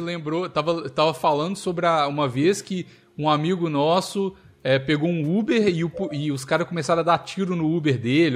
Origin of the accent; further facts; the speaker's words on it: Minas Gerais, Brazil; nascido e criado em Minas